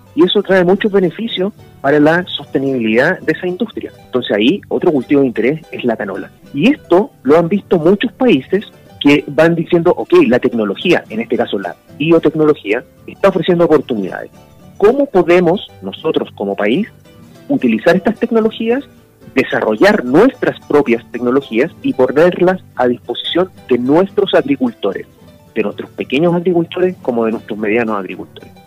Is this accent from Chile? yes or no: yes; Chile